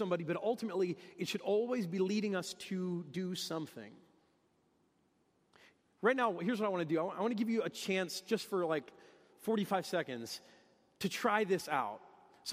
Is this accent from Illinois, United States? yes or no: no; Detroit, Michigan, United States; I'm from Detroit, and that's what we talk about in Detroit, the big three